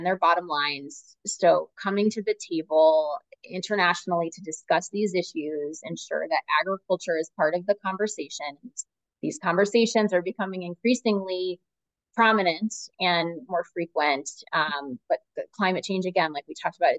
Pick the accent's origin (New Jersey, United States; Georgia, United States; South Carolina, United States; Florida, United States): Florida, United States; St. Petersburg; moved away; I'm originally from St. Petersburg, Florida.